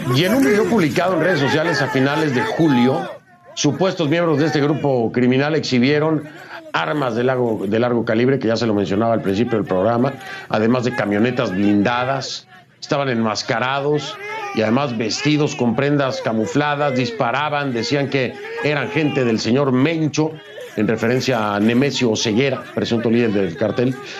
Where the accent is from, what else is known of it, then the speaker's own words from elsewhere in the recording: Mexico; now in United States; yo soy mexicano